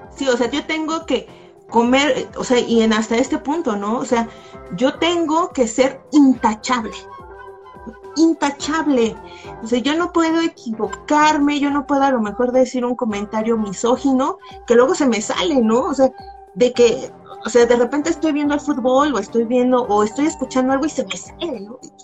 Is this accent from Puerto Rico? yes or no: no; Nezahualcóyotl, State of Mexico, Mexico; yo soy de la periferia, yo soy de Nesa